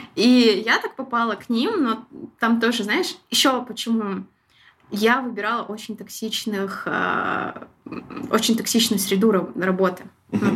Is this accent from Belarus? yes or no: no; Shymkent, Kazakhstan; moved away as an adult; also born or lived in Almaty; я могу вырваться из Шимкента